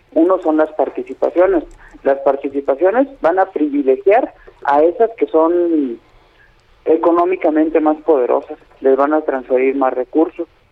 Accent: Mexico; problemas que nos atañen a todos como pues mexicanos

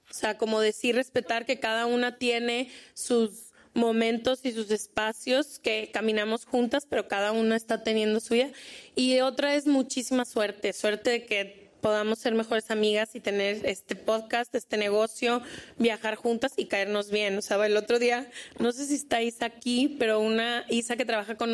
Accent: Honduras; ¿De dónde eres? De Honduras.

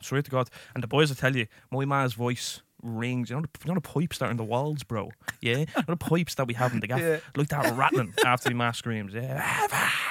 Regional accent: Ireland

